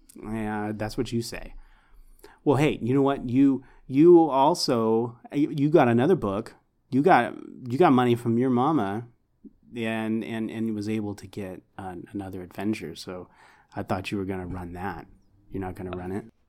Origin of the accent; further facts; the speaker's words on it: Houston, Texas, United States; I grew up in Houston